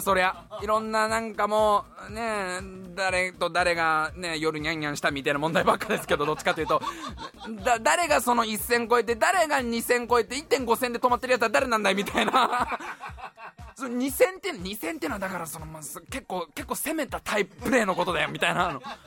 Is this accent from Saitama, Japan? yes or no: yes; Tokorozawa, Saitama, Japan; moved away; 所沢は所沢でも俺が住んでいたのは新所沢っていうね